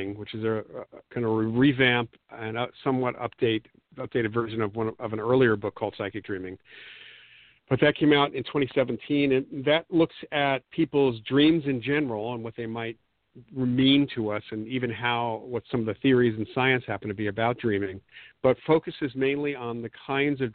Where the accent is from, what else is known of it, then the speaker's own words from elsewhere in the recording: the New York area, United States; growing up in the New York area was great at the time because I actually, in my high school years, was able to meet and talk with some people